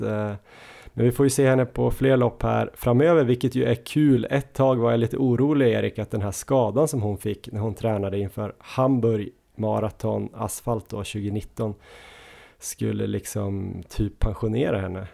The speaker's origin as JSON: {"language": "Swedish", "town": "Östersund", "region": "Jämtland", "country": "Sweden", "moved": "yes", "lives_now": "Stockholm, Sweden", "said": "även om jag är från Östersund så bor jag ju i Stockholm"}